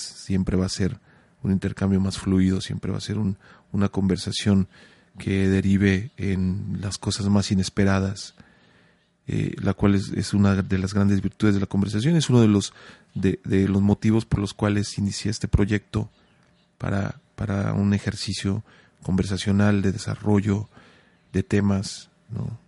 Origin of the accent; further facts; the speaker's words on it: Mexico; como mexicanos